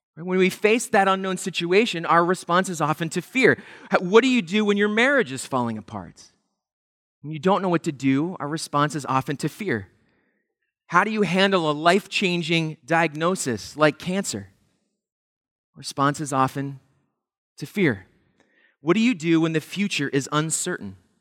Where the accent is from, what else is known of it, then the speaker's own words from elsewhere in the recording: Pennsylvania, United States; We grew up in Pennsylvania, going to the Jersey Shore every summer